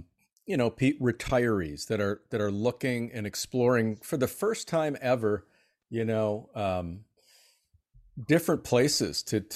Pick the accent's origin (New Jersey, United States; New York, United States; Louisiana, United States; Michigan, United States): Michigan, United States; Detroit; I'm originally from the Detroit area